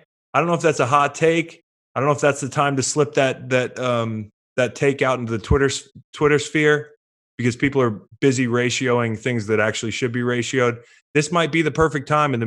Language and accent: English; Virginia, United States; I'm from Virginia